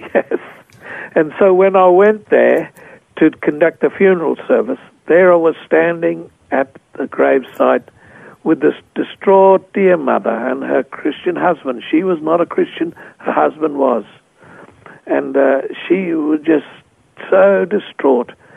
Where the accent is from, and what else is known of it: Australia; moved away as an adult; also born or lived in Papua New Guinea